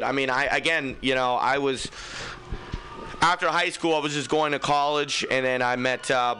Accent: Fremont, California, United States; I'm from Fremont

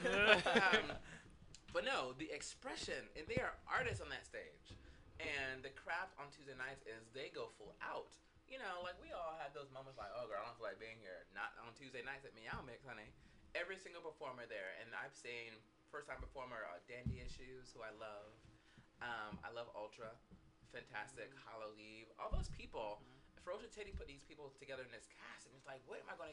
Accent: Florida, United States; now in San Francisco, United States; I'm from Florida.

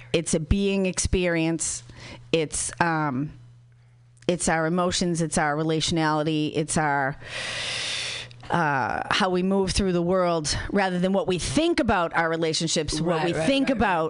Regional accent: Boston, Massachusetts, United States; I'm from Boston

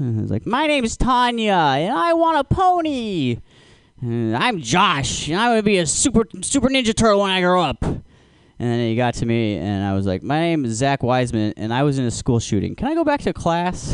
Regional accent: Alaska, United States; I'm from Alaska

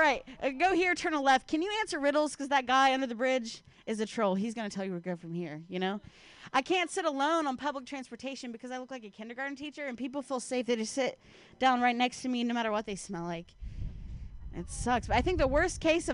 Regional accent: Ohio, United States; moved away; I'm from Ohio

